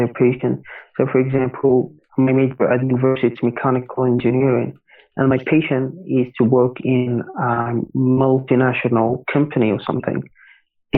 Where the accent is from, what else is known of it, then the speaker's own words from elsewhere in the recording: Algeria; first language Arabic; English is a second language; I'm from North Africa, I'm from Algeria